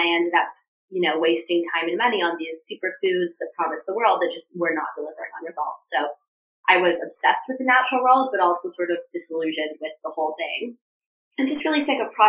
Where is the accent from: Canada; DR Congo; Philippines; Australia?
Canada; Toronto, Ontario; moved away as an adult; also born or lived in Vancouver, Canada; now in Los Angeles, United States; I'm from Toronto.